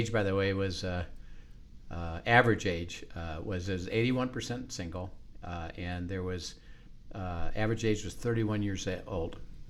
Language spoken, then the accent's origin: English; Valparaiso, Indiana, United States; I grew up in Valparaiso, Indiana, Northwest Indiana.